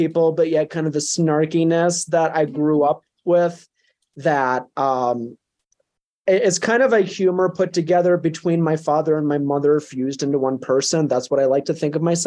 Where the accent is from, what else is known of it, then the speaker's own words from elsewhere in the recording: southern Minnesota, United States; also born or lived in Blue Earth, Minnesota; now in Colorado, United States; growing up in Minnesota